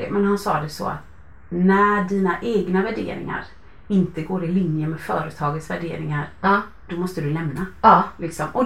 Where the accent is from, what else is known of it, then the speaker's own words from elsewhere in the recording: Gothenburg, Västra Götaland, Sweden; för jag är från Göteborg